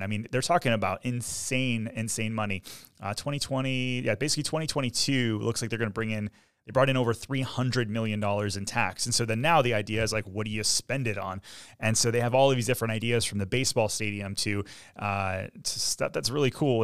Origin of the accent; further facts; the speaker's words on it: Michigan, United States; now in Orlando, United States; I'm from Michigan